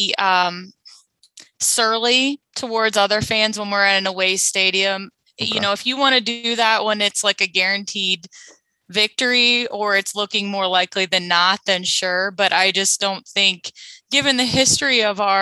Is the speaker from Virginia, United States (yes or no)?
yes; Virginia, United States; moved away; I'm from Virginia. I went there to visit my family for a few days.